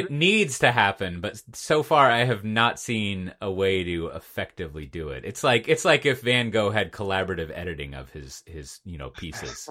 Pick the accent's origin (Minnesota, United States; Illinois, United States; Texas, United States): Texas, United States; as a Texan